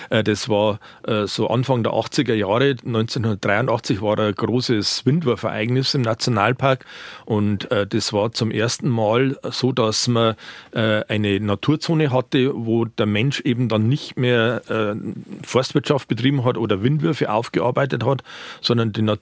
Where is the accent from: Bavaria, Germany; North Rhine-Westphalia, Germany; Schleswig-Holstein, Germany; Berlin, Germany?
Bavaria, Germany; Straubing; Ja, ich bin gebürtiger Straubinger und bin in einem Dorf in der Nähe von Straubing äh, groß geworden.